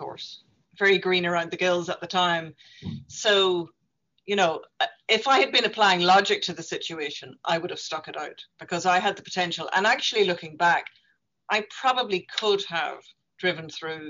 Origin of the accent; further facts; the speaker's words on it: Northern Ireland, United Kingdom; moved away as an adult; now in Dublin, Ireland; as a young woman growing up in Northern Ireland